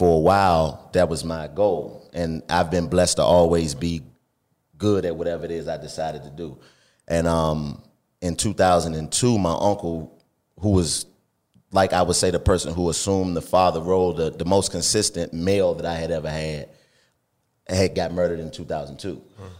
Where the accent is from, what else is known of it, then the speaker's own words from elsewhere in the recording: Washington, District of Columbia, United States; I was born and raised in Washington, D.C., and my background was really different.